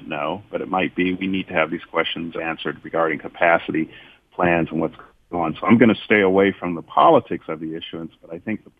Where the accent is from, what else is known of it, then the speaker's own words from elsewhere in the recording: Miami, Florida, United States; now in Washington, D.C., United States; I can go down to Liberty City, Culmer, Overtown in my hometown of Miami